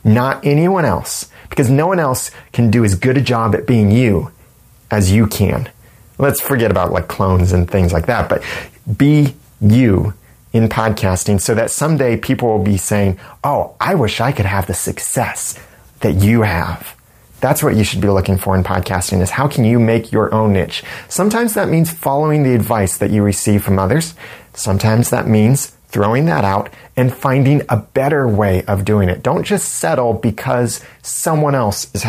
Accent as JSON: {"language": "English", "country": "United States", "accent": "American", "said": "my nice American accent"}